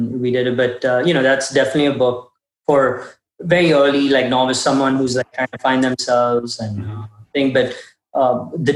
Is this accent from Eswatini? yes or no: no; Kuwait; now in Austin, United States; It's very close to what we'd get in Kuwait. That's where we grew up.